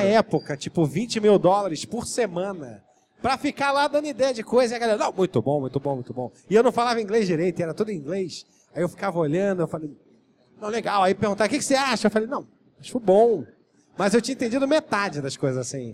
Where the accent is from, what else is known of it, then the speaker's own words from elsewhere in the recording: Rio de Janeiro, Brazil; Eu sou de Jacarepaguá e eu morava na Boiúna que era uma, um lugar que não tinha nem asfalto